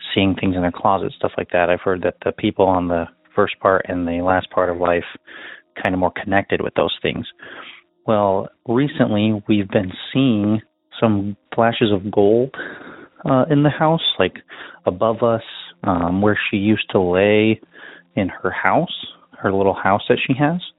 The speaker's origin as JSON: {"language": "English", "region": "Nebraska", "country": "United States", "said": "I am from Nebraska"}